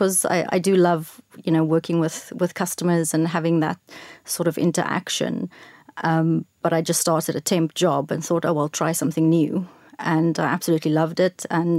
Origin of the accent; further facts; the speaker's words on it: George, Western Cape, South Africa; I'm from a small town called George.